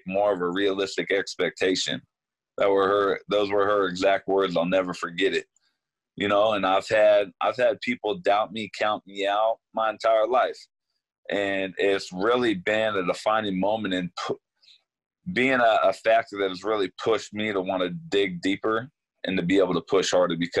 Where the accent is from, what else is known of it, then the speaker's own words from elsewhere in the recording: Sacramento, California, United States; somebody that was born and raised in Sacramento